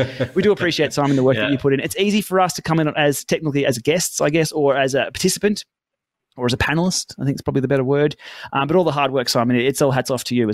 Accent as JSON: {"language": "English", "country": "Australia", "said": "I'm an Aussie"}